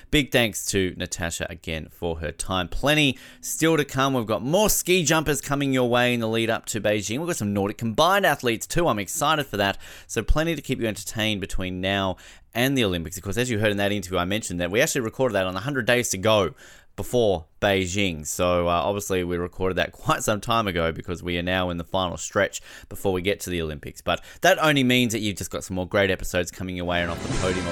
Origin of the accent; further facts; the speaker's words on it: Australia; as an Australian